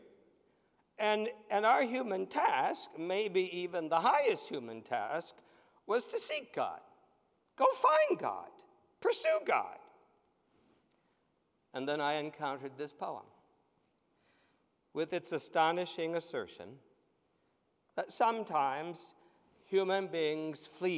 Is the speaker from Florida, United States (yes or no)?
no; White Cottage, Ohio, United States; Growing up in that little church in White Cottage, Ohio